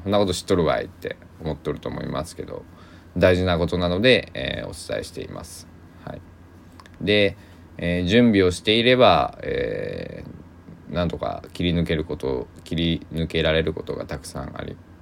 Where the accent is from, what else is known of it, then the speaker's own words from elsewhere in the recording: Kochi, Japan; accent: Sanuki dialect; also born or lived in Kagawa; now in Takamatsu, Japan; 高知県で生まれてる